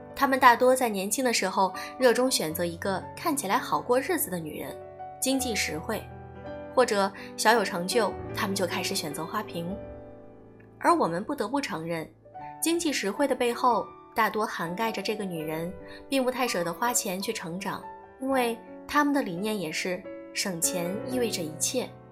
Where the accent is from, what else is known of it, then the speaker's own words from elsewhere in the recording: China; moved away as an adult; also born or lived in Beijing, Shanghai or Guangzhou; 我自己是一个小城女孩儿，在省会上大学，北上广工作